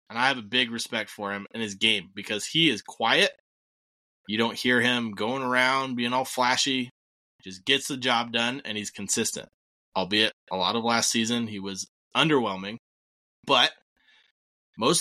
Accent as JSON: {"language": "English", "country": "Ireland", "said": "I am an Irish person myself."}